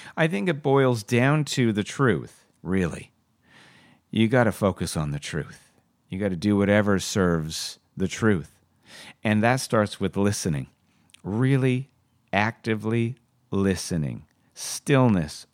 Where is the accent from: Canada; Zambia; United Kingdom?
Canada; being a Canadian actor